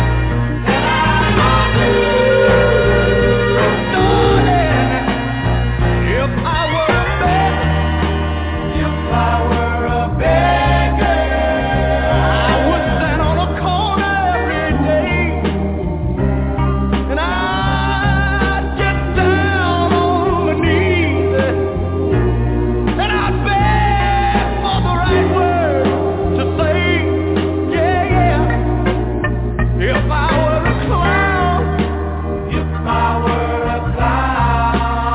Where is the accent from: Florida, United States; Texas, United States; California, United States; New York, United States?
California, United States; Pomona; Pomona, my hometown